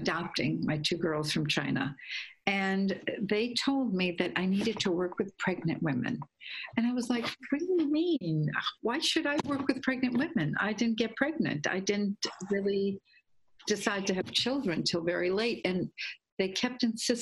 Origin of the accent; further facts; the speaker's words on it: Guatemala; I grew up in Guatemala, so Central America